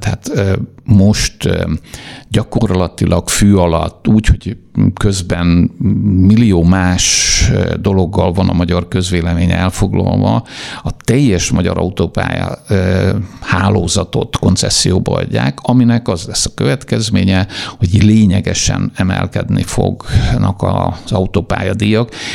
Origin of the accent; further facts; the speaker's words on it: Hungary; Én egy kis faluban születtem